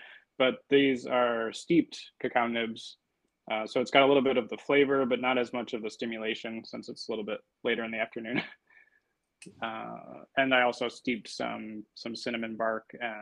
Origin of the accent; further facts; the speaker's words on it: Detroit, Michigan, United States; moved away as an adult; also born or lived in California; now in Portland, United States; I'm actually from Detroit, Michigan originally